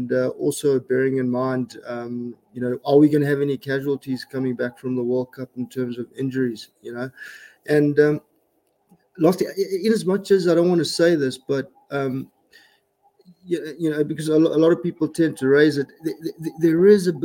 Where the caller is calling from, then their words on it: Pretoria, Gauteng, South Africa; I'm joining you from Pretoria in South Africa, Harry.